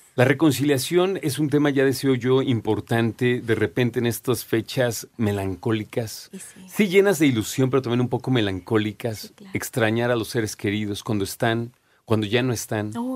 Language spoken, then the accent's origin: Spanish; Mexico; como mexicanos